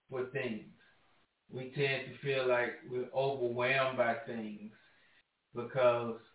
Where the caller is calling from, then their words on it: Michigan, United States; Hi, this is … I'm from Michigan.